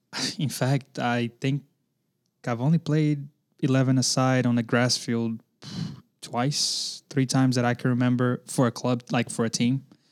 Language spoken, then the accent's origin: English; Belo Horizonte, Minas Gerais, Brazil; now in Chattanooga, United States; Originally from Brazil.